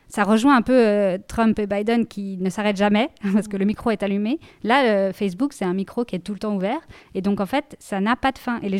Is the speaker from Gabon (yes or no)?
no; Portugal; Moi je suis originaire